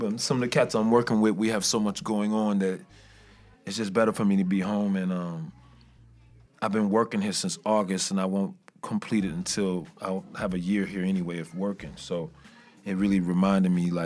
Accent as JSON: {"language": "English", "town": "Chicago", "region": "Illinois", "country": "United States", "tie": "born or raised there", "said": "I'm from Jackson Boulevard, like in between Cicero and Laramie. Yeah, right there. 5024. Yeah, I went to Resurrection"}